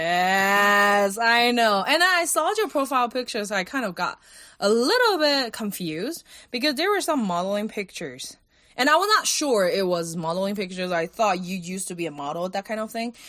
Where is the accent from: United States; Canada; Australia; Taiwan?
Taiwan; Kaohsiung; moved away as an adult; also born or lived in India; Kaohsiung, my hometown